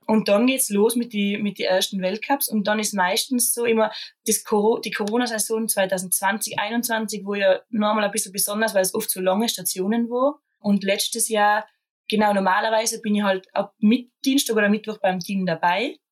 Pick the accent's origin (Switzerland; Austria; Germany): Austria; bei uns in Österreich